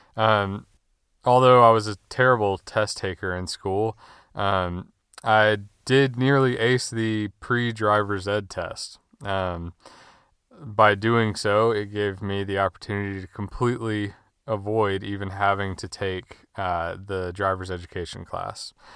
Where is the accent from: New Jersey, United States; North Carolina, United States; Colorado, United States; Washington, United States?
North Carolina, United States; Winston-Salem; I was born and raised in Winston-Salem, North Carolina, where I still live.